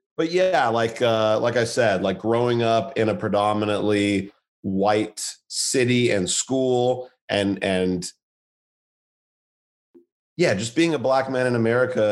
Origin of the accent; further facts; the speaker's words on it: Santa Monica, California, United States; moved away as an adult; also born or lived in Irvine, California; now in New York City, United States; growing up in Santa Monica, you know, this relatively diverse culture, very liberal, very open